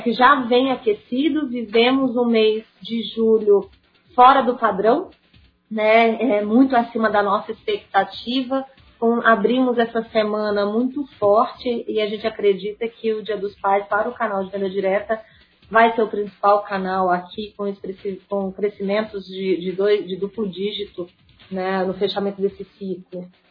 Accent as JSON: {"language": "Portuguese", "town": "Sete Lagoas", "region": "Minas Gerais", "country": "Brazil", "tie": "born or raised there", "said": "na minha terrinha, é, que é Sete Lagoas."}